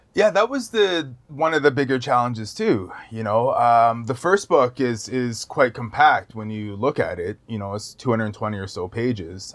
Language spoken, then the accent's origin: English; Wasauksing First Nation reserve, near Parry Sound, Ontario, Canada; I grew up on the reserve